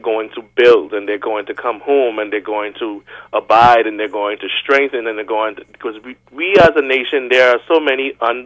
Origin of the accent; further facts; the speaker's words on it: Bahamas; for the Bahamian nature, we just know that when we get there, we like to show off